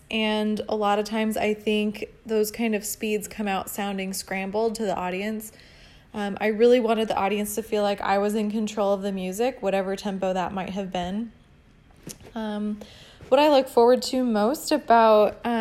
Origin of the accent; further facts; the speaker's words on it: La Crescenta, California, United States; I'm originally from La Crescenta, California